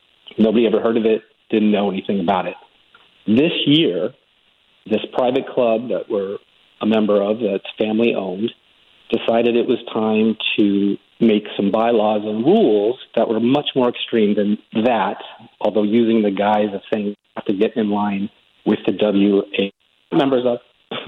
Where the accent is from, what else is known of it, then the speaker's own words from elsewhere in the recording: California, United States; But over the 22 years that I've been here, I came from California, similar situation at the time when I was starting my career, just a young guy out of college.